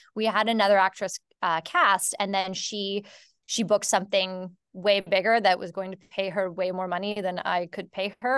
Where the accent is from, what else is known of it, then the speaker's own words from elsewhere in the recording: Canada; I'm from Canada